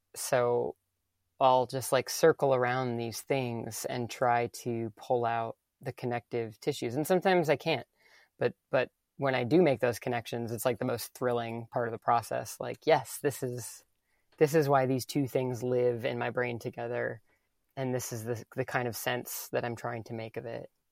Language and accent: English; the Midwest, Madison area, Wisconsin, United States; moved away as an adult; now in New York, United States; Growing up in the Midwest, like, farm family